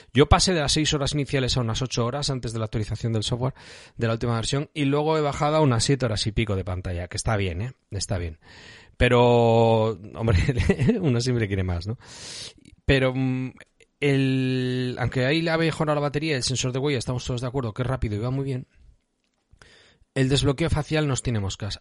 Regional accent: Bilbao area, Basque Country, Spain; no vivo en el mismo centro de Bilbao

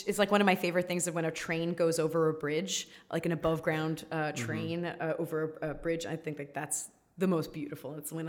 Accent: New York City, New York, United States; I'm from Staten Island, but I'm from kind of by the ferry. So yeah. We were always really close to New York.

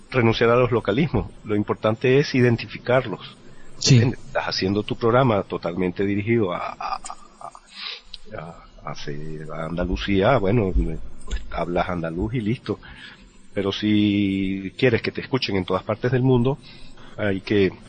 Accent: Venezuela; accent: Venezuelan; yo no estoy renunciando a mi acento venezolano, que es, eh, totalmente venezolano

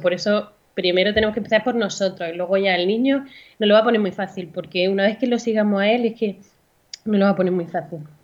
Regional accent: Andalusia, Spain; moved away as an adult; now in Valencia, Spain; vivo actualmente en Valencia, aunque soy andaluza

